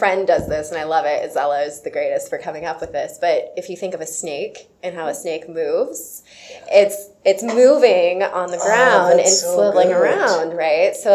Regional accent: Sierra Vista, Arizona, United States; I grew up in Sierra Vista, which is pretty close to Tucson

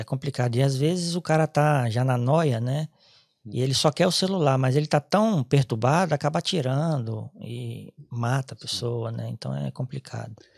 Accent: Espírito Santo, Brazil; moved away as an adult; also born or lived in Ireland; now in Cork, Ireland; sou do Espírito Santo

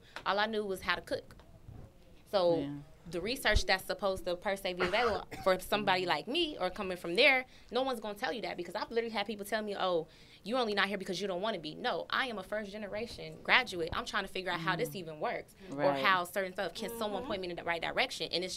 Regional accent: Chicago, Illinois, United States; moved away; I'm from Chicago.

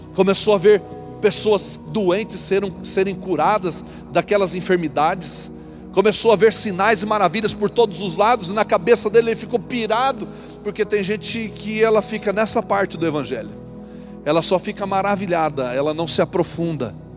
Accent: Paraná, Brazil; accent: rolled/drawn-out R (caipira); moved away; eu arrastava o R. Só que eu nasci na roça, meu irmão. Lá no meio do, dos cabras do pé vermelho mesmo

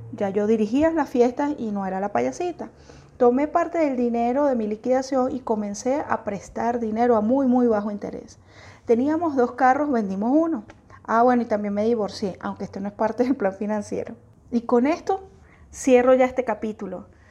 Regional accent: Venezuela; yo soy venezolana

